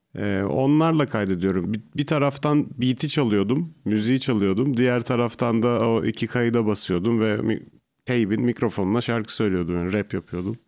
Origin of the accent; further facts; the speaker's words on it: İzmit, Kocaeli, Turkey; also born or lived in Artvin; Aslen Artvinliyim ama çok uz, altı yaşımdan beri İzmit'teydik